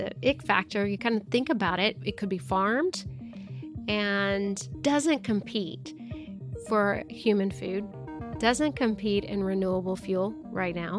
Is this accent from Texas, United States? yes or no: no; Arkansas, United States; I'm from Arkansas, so we're a big poultry state